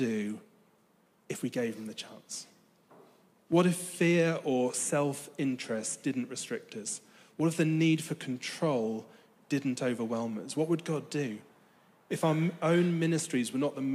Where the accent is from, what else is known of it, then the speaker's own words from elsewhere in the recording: United Kingdom; I'm British